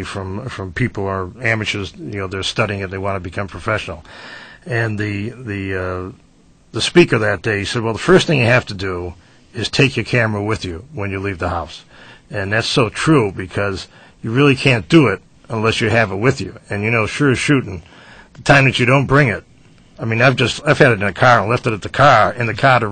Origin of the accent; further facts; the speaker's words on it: Providence, Rhode Island, United States; now in Willimantic, United States; I'm from Providence, the Federal Hills section